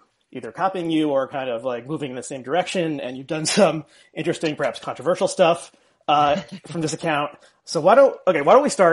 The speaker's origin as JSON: {"language": "English", "region": "New Jersey", "country": "United States", "tie": "born or raised there", "said": "I grew up in New Jersey, you know, which is in the greater Philadelphia area, at least parts of it"}